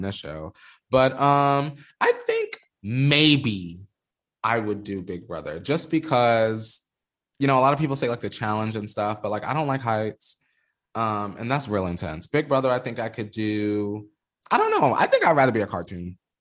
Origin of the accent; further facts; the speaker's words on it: the Poconos, Pennsylvania, United States; also born or lived in New York; now in Los Angeles, United States; I'm from New York, but I grew up in the Poconos where it's a suburb and it's quiet as fuck